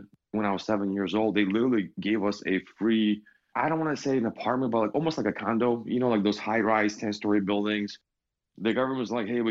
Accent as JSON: {"language": "English", "region": "Michigan", "country": "United States", "tie": "born or raised there", "also_born_or_lived": "Ukraine", "said": "we moved in 96 from Ukraine to Michigan"}